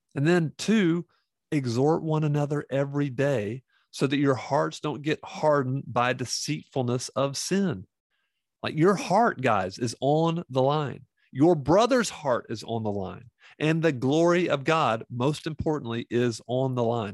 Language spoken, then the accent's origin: English; the Bible Belt, United States; I grew up in the Bible Belt